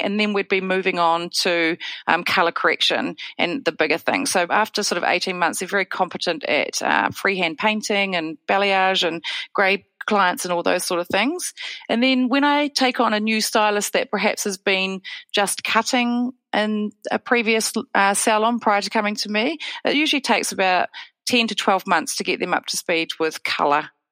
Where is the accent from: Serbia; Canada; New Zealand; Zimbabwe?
New Zealand; also born or lived in Wellington; I'm dialing in from Wellington, New Zealand